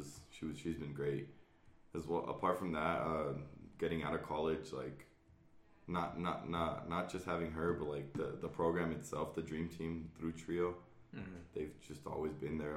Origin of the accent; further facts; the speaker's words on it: Greeley, Colorado, United States; I'm from Greeley, Colorado, so it's down the street.